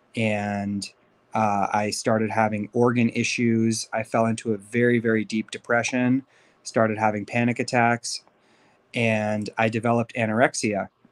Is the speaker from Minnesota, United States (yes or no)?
no; Beverly Hills, California, United States; also born or lived in Los Angeles; I was, uh, born and raised in L A to Persian Jewish parents. Um, I grew up in Beverly Hills